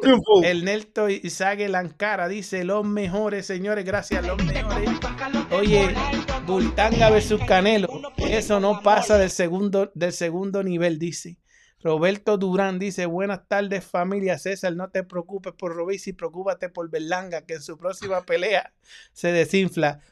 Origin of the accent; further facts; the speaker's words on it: Puerto Rico; yo como puertorriqueño